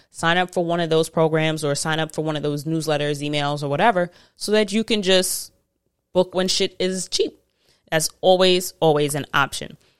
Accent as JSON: {"language": "English", "country": "United States", "said": "I am very American"}